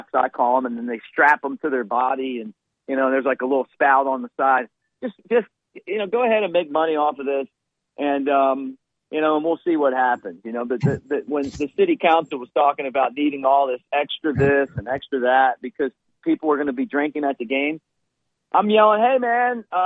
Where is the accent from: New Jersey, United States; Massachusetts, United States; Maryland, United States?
Maryland, United States; Baltimore; we grew up in Baltimore.